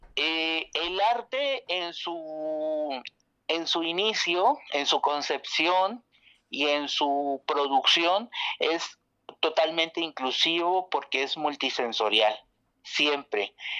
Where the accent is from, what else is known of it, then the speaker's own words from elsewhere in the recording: Mexico; now in Oaxaca, Mexico; mexicana que vive en Oaxaca